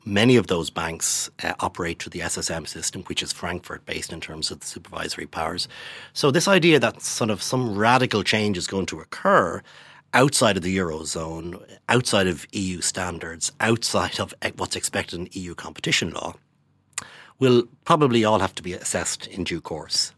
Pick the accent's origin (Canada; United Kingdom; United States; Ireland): Ireland; our money as Irish, Irish taxpayers